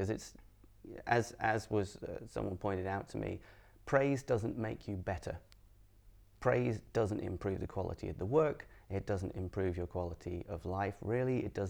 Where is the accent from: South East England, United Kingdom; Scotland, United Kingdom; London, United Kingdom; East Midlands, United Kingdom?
Scotland, United Kingdom; Edinburgh; I'm from Edinburgh, and then people go, yeah, where's your accent? Like, I got lost in the post. Like, as my family moved around a bunch, but Edinburgh's my home, and I grew up here.